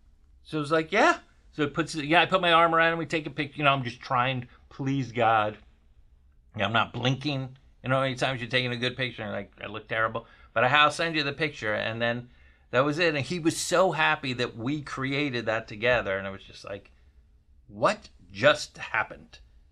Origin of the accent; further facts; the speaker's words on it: Florida, United States; You know, I grew up in Florida.